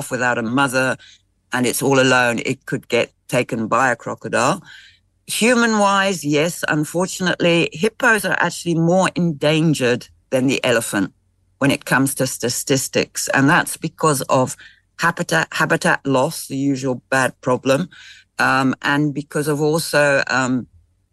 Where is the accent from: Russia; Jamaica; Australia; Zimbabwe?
Zimbabwe; I'm not South African, I'm Zimbabwean